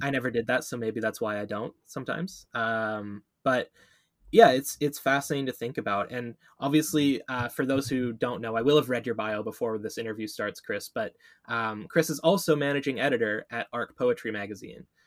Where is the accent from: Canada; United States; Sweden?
Canada